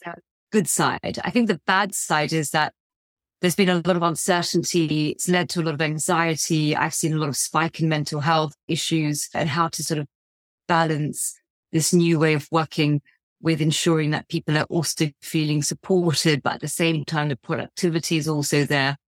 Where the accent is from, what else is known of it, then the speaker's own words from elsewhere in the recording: United Kingdom; my sort of identity as a British Asian